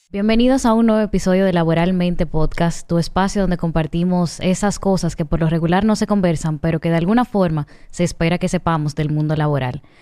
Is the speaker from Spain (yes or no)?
no; Dominican Republic; nosotros como, como dominicanos